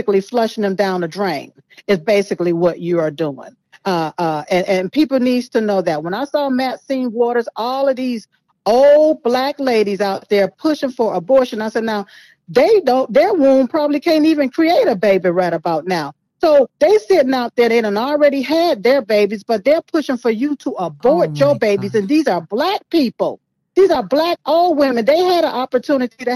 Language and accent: English; United States; I am here in America, was born on this soil